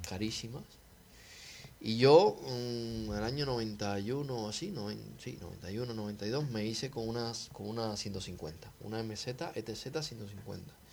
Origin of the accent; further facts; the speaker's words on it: Cuba; moved away; Yo me vine de Cuba con 20 kilos en una maleta.